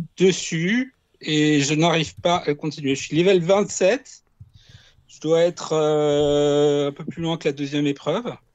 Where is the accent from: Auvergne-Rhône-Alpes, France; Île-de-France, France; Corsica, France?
Corsica, France; Ajaccio; est d'Ajaccio, mais moi aussi.